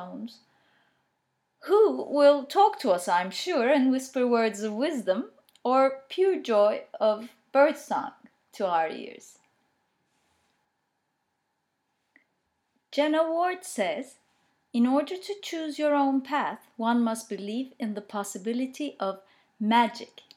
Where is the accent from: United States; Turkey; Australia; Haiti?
Turkey; English is a second language; I'm Turkish, but I've studied and experienced and read and discovered a lot in English